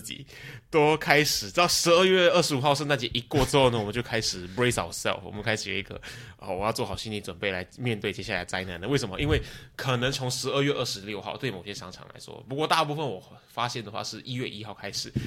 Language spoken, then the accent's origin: Chinese; Malaysia; moved away; also born or lived in Taiwan / Singapore; 我过年基本上都是在马来西亚过。啊。啊，如果朋友还不知道的话，我自己本身是台湾人，然后，呃，可是我在马来西亚长大